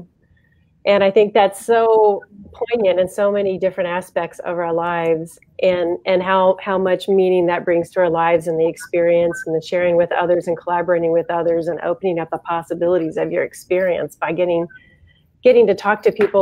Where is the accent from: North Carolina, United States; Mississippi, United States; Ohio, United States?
Ohio, United States; We're from Ohio. And we ended up taking a chance and moving back to Ohio